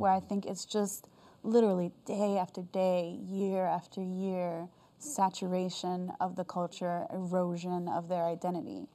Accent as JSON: {"language": "English", "country": "United States", "also_born_or_lived": "South Korea", "said": "I'm American"}